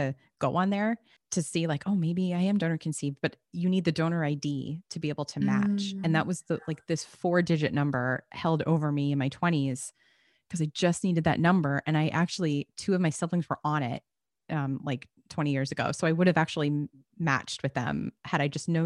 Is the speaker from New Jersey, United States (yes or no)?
yes; New Jersey, United States; I grew up in New Jersey